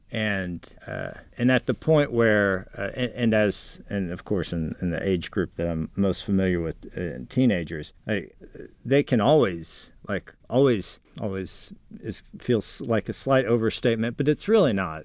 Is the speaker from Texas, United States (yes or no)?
yes; San Antonio, Texas, United States; growing up in San Antonio